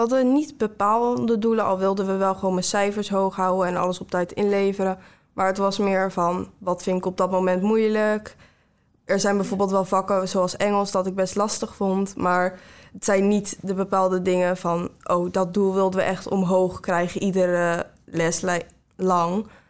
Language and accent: Dutch; Ridderkerk, South Holland, Netherlands; ik kom uit Ridderkerk